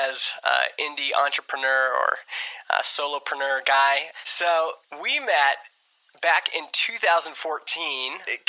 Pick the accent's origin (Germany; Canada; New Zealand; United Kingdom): Canada; I'm from Canada.